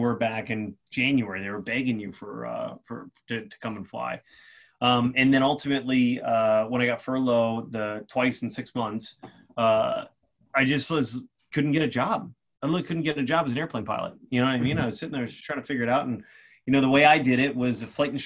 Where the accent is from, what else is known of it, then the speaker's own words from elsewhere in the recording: Silver Spring, Maryland, United States; it's Silver Spring, Maryland